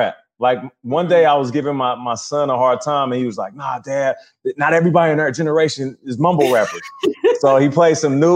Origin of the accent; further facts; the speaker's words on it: Seattle, Washington, United States; moved away as an adult; also born or lived in Arizona; now in New York, United States; we're both from Seattle